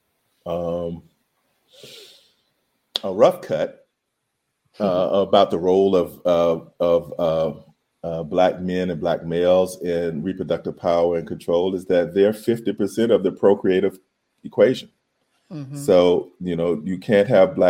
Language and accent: English; the South, United States; When I was a kid growing up in the South